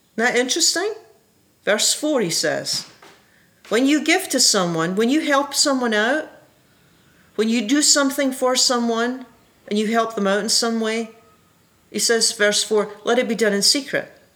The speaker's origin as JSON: {"language": "English", "region": "Scotland", "country": "United Kingdom", "tie": "born or raised there", "said": "when I was a kid in Scotland, I was raised in the Presbyterian Church"}